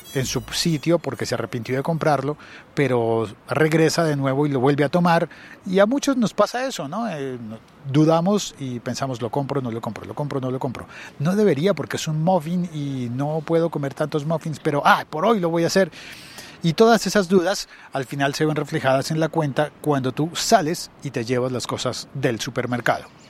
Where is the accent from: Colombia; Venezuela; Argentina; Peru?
Colombia; mi país, en Colombia